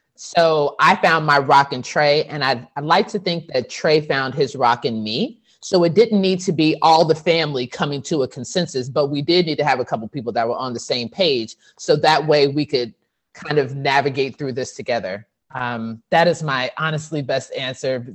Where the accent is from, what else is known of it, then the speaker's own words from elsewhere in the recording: Texas, United States; I'm from Texas and my whole family's been from Texas since forever